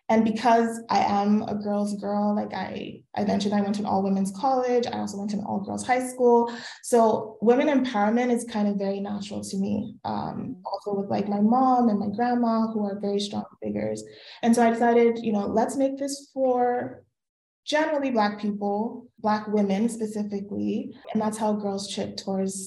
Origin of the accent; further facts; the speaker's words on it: New York City, New York, United States; also born or lived in Lagos, Nigeria; now in Montreal, Canada; I'm from Lagos, but I grew up in New York City, and now I live in Montreal, Canada